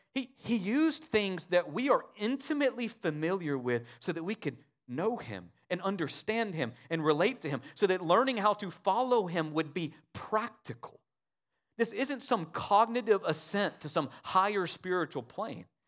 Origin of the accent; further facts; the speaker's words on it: United States; us as American Christians